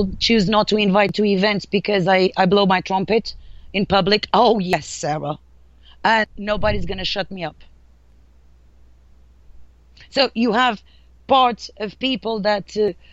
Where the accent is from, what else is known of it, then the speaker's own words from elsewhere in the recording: Portugal; accent: Portuguese; English is a second language; moved away as an adult; me being Portuguese, of course, when I arrived here, you can really hear my accent